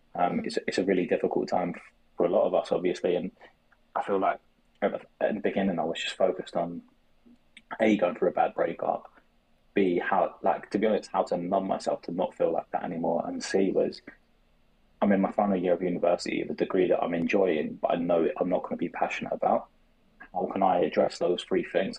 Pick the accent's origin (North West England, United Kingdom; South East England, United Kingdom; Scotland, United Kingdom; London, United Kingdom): London, United Kingdom; I'm from South London.